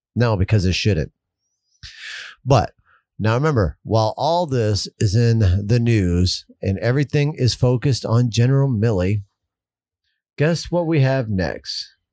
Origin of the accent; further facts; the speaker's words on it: United States; as an American